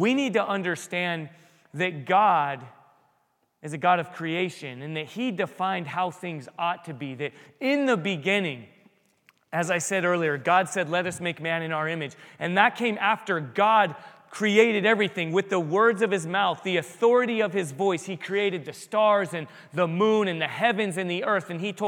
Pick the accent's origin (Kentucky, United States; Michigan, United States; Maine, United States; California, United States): California, United States; San Diego; But when I was a kid at the San Diego Zoo, I grew up in San Diego.